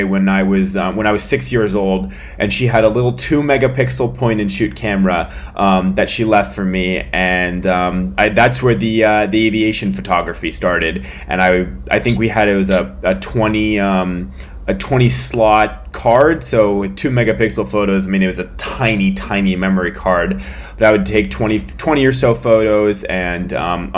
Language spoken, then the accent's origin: English; San Francisco, California, United States; born in 1999 in San Francisco, California, just south of San Francisco